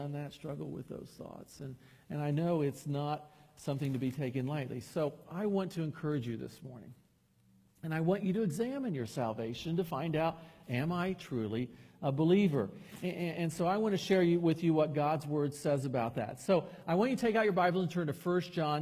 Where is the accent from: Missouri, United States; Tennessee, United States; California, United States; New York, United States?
Tennessee, United States; Chattanooga; moved away; also born or lived in Anderson, Indiana; I grew up in Chattanooga under a pastor that said he never once questioned his salvation